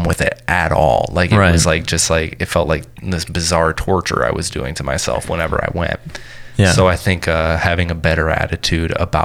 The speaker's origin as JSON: {"language": "English", "town": "Grand Blanc", "region": "Michigan", "country": "United States", "also_born_or_lived": "Flint, Michigan / Detroit, Michigan", "moved": "yes", "said": "I'm from Grand Blanc, Michigan, right next to it's right next to Flint, Michigan"}